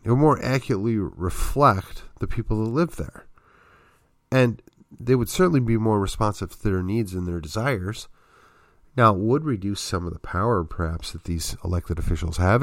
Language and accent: English; just outside of Milwaukee, Wisconsin, United States; moved away; also born or lived in Texas; I grew up just outside of Milwaukee